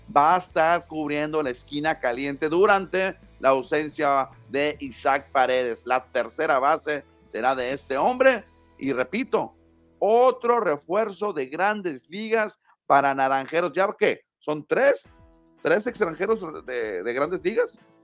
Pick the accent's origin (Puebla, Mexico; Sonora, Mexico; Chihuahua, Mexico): Sonora, Mexico; Hermosillo; somos de Hermosillo